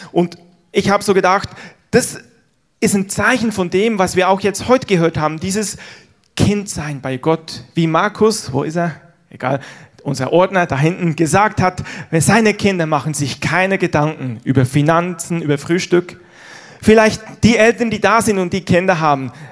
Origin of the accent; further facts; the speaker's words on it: Switzerland; Ihr wisst ja vielleicht, ich bin in der Schweiz groß geworden, habe aber einen deutschen Papa, einen deutschen Opa. Insofern habe ich beide Nationalitäten in meiner Brust, wie man so sagt.